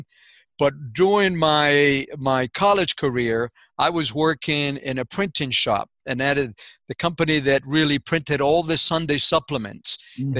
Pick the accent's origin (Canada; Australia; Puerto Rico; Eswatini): Puerto Rico; moved away; also born or lived in Waterbury, Connecticut; I was born in Puerto Rico. And I was born in a farm, in a coffee farm.